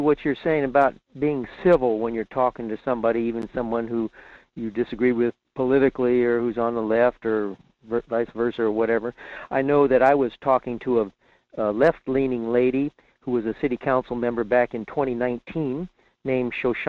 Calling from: Fairbanks, Alaska, United States; in Fairbanks.

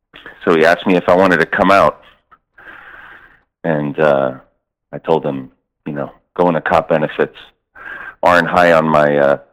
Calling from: Raleigh, North Carolina, United States; Buddy. I'm calling from Raleigh.

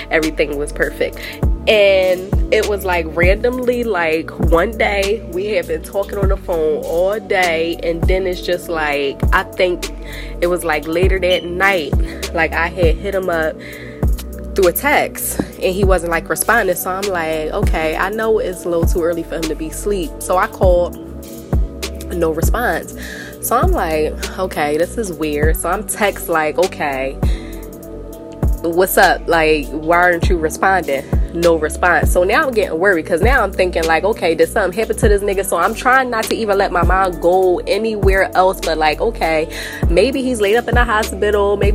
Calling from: Delaware, United States; I'm calling from Delaware.

